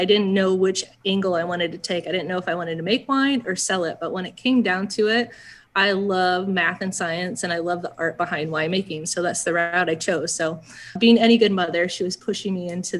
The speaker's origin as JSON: {"language": "English", "town": "Lafayette", "region": "Indiana", "country": "United States", "tie": "born or raised there", "also_born_or_lived": "Bloomington, Illinois / North Canton, Ohio / Michigan", "moved": "yes", "said": "we landed in Lafayette, Indiana. So that's where I grew up the majority of my life"}